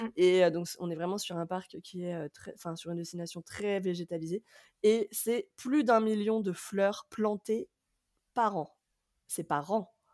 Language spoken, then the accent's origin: French; France